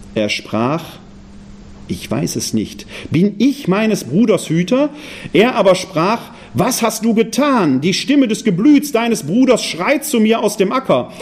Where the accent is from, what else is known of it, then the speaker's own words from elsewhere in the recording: Essen, North Rhine-Westphalia, Germany; moved away; Ich habe zwar einige Jahre im Rheinland gelebt, bin aber von der Herkunft ein Ruhrgebietsmensch. Ich komme aus Essen